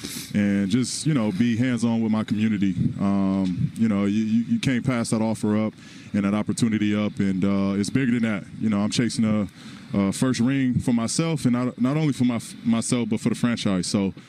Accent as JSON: {"language": "English", "town": "Palmdale", "region": "California", "country": "United States", "tie": "born or raised there", "said": "Be a LA County kid growing up in Palmdale"}